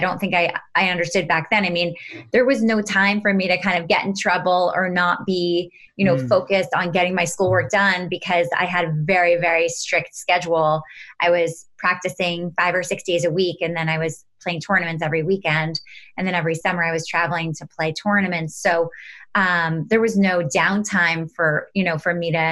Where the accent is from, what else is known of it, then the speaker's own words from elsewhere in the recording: New York City, New York, United States; I grew up in New York City, right literally in Manhattan on the 26th floor of an apartment building.